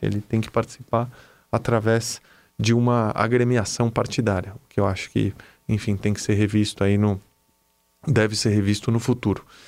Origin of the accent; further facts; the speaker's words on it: Brazil; como brasileiro